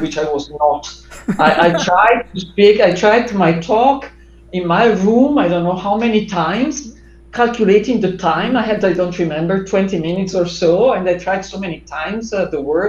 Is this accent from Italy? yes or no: yes; Italy; English is a second language; also born or lived in Durham; when I came back to Italy from Durham